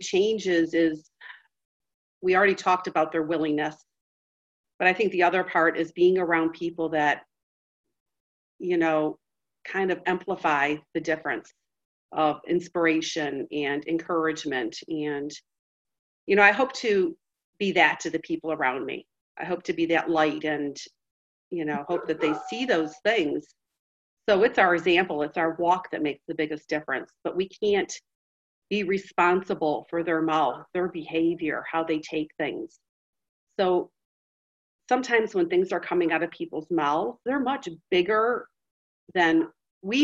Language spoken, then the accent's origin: English; Detroit, Michigan, United States; the church that I grew up in Detroit